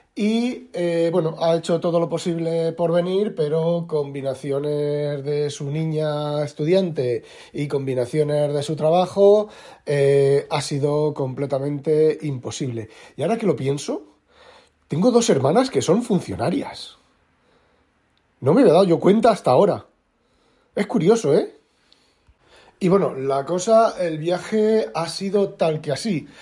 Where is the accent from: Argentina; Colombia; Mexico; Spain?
Spain; moved away as an adult; now in Netherlands; yo soy español, español, español, español, pero llevo ocho años, siete años viviendo en Holanda